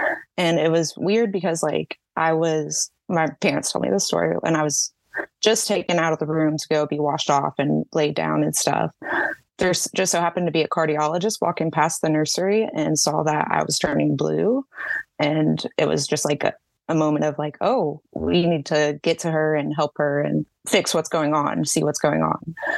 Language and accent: English; Jacksonville, Florida, United States; also born or lived in Texas; Yes, I'm in Jacksonville, Florida, up northeast.